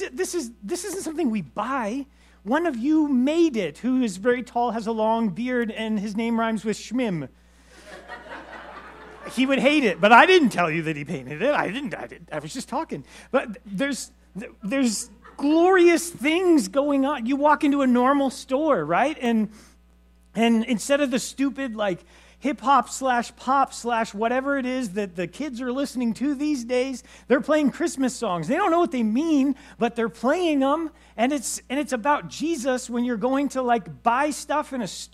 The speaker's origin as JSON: {"language": "English", "town": "Los Angeles", "region": "California", "country": "United States", "tie": "born or raised there", "moved": "yes", "said": "I grew up in Los Angeles"}